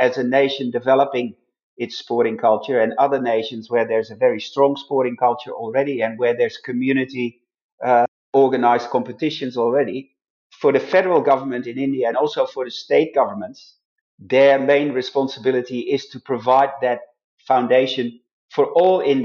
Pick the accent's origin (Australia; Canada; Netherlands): Netherlands; moved away; my home country, where I originally came from, the Netherlands